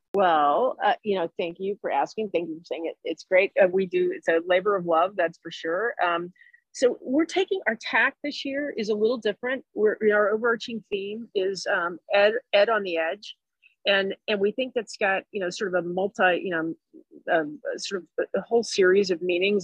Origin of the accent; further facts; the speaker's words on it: Jacksonville, Florida, United States; moved away; also born or lived in Chicago; I'm from Jacksonville, Florida